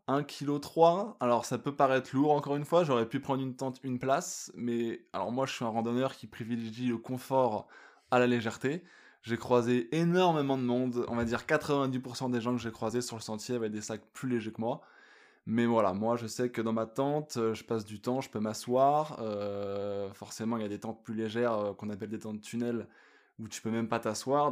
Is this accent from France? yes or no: yes; France; moved away as an adult; also born or lived in Australia; now in Yukon, Canada; je suis un Français expatrié au Yukon